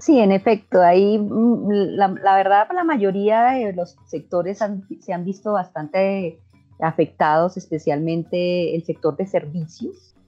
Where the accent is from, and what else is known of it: Colombia